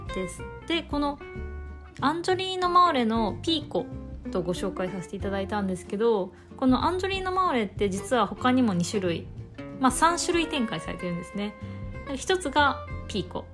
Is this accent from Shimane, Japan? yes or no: no; Kansai, Osaka, Japan; accent: Osaka dialect (Kansai-ben); moved away as an adult; now in Tokyo, Japan; 私は関西出身で、東京に上京してきたワインラバーなんですけど、まあ、もう上京してきて四年ほど経ちます。でも、四年経っても全然関西弁が抜けてないっていうか、大阪弁、うん、大阪なんですけど